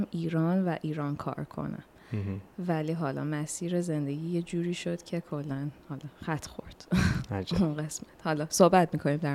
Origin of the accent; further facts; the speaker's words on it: Philippines; من 25 سال فیلیپین هستم